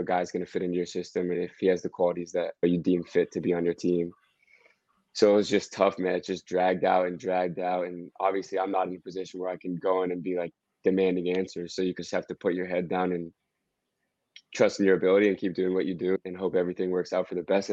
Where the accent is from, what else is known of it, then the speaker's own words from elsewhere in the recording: Washington, District of Columbia, United States; moved away as an adult; now in Greenville, United States; I'm from DC, and to be able to sign my hometown team